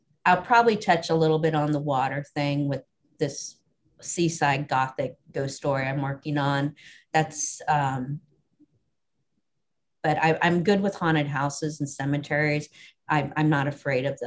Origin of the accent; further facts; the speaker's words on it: Idaho, United States; I grew up in Idaho